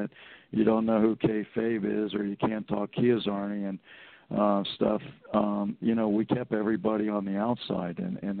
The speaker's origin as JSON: {"language": "English", "town": "Hialeah", "region": "Florida", "country": "United States", "tie": "born or raised there", "said": "I grew up pretty poor in Hialeah"}